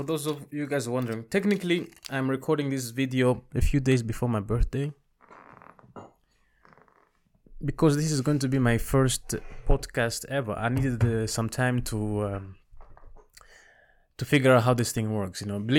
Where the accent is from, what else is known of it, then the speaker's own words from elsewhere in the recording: Rwanda; also born or lived in Congo / Zambia; now in Netherlands; I was born and raised in Rwanda, and right around 1994, we fled the country because of the genocide that happened against the Tutsis. We bounced around a few countries. I lived in Congo, Zambia, and then at the end we moved to Europe